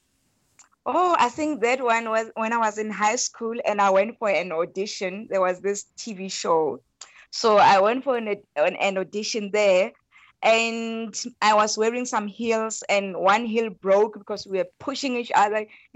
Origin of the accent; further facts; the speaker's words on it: Rustenburg, North West, South Africa; I come from Rustenburg. Rustenburg is a very small town. That's where I was born and bred.